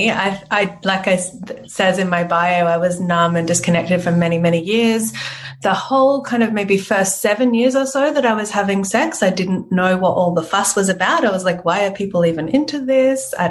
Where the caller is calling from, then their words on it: Melbourne, Victoria, Australia; I'm joining you from Melbourne today.